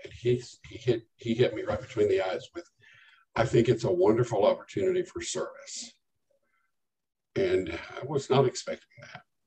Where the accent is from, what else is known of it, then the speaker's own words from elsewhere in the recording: Lubbock, Texas, United States; moved away as an adult; now in Denton County, United States; I grew up in Lubbock